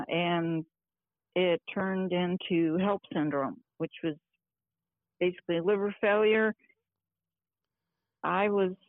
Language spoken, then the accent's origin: English; Ohio, United States; moved away as an adult; now in Colorado, United States; with my current husband, and we've been married now for 31 years. I'm originally from Ohio.